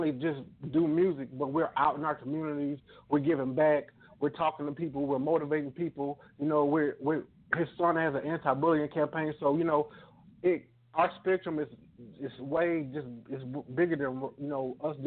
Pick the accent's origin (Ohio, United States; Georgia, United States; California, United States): Georgia, United States; Augusta; now in Macon, United States; I grew up in Augusta